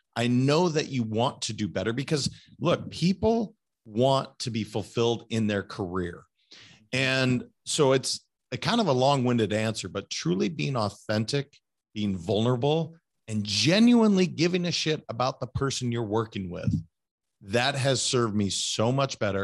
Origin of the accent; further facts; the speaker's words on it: Montana, United States; also born or lived in California; now in Florida, United States; I'm a kid from Montana